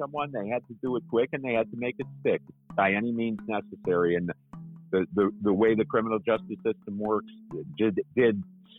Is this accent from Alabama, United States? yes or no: no; Cleveland, Ohio, United States; I grew up in Cleveland, Ohio